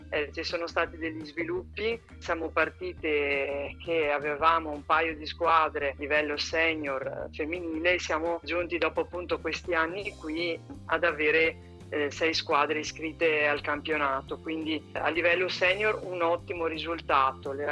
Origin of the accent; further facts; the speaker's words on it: Bassano del Grappa, Veneto, Italy; sono di Bassano del Grappa in provincia di Vicenza